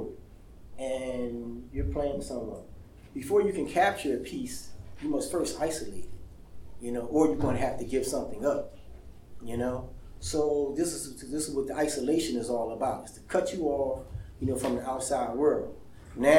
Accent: Philadelphia, Pennsylvania, United States; moved away as an adult; now in Pittsburgh, United States; I'm from Philly.

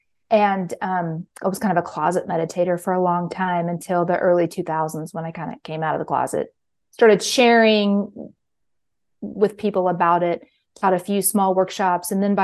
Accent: Kansas City, Missouri, United States; Well, I'm from Kansas City, Missouri, and home of the Chiefs.

